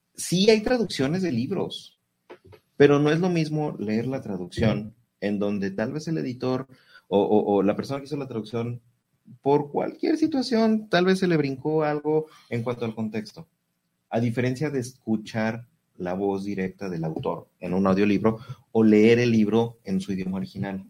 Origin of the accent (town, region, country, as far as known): Mexico